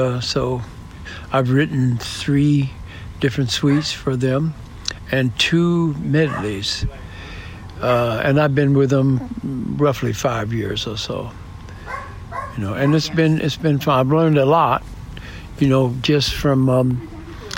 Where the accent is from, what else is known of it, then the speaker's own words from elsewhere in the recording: Detroit, Michigan, United States; also born or lived in New York; now in San Diego, United States; I grew up in Detroit